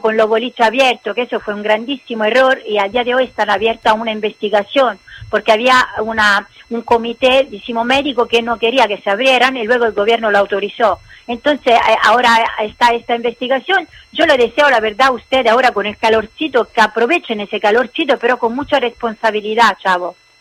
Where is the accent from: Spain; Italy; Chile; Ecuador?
Italy; Spanish is a second language; nosotros somos italianos